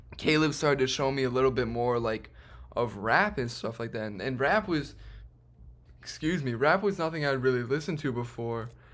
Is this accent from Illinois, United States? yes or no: yes; Chicago, Illinois, United States; I myself um, have also been born and raised in Chicago